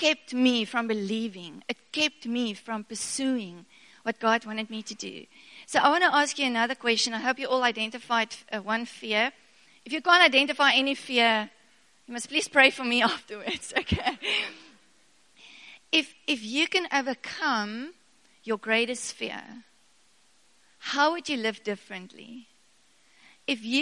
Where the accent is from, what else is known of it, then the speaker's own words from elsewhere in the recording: South Africa; first language Afrikaans; English is a second language; I'm a very Afrikaans girl, and I couldn't speak English to save my life